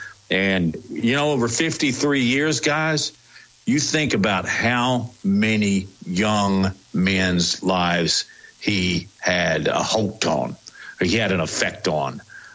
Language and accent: English; Huntsville, Alabama, United States; my hometown of Huntsville, Alabama.